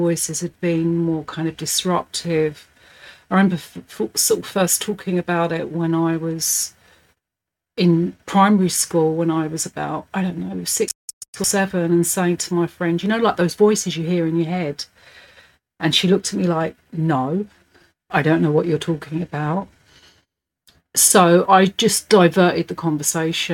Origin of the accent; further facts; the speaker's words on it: London, United Kingdom; I'm a Hackney girl, so born and bred in the East End and lived here all my life